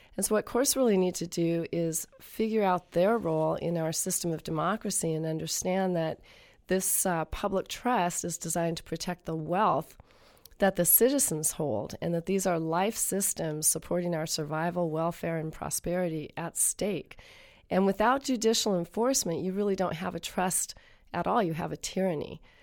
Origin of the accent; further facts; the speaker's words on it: Columbia River, Pacific Northwest, United States; I grew up on the banks of the Columbia River at a chum spawning site.